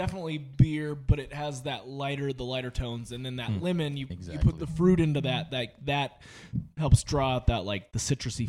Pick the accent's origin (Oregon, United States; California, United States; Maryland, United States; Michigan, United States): Oregon, United States; now in Las Vegas, United States; As a beer fan growing up in Oregon, obviously like it's craft beer central